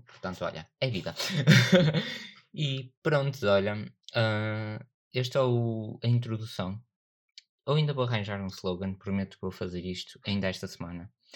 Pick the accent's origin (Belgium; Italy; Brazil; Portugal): Portugal; Northern Portugal; accent: northern; A minha pronúncia é do norte